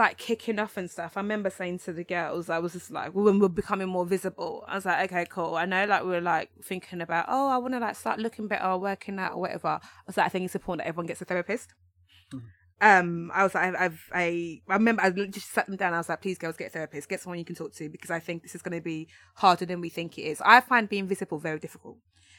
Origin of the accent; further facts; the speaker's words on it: London, United Kingdom; because we're all from London, it's very London centric.